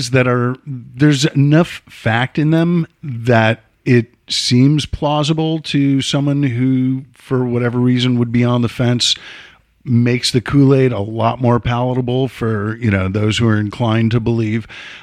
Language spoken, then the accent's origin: English; Chicago, Illinois, United States; moved away; I am originally from Chicago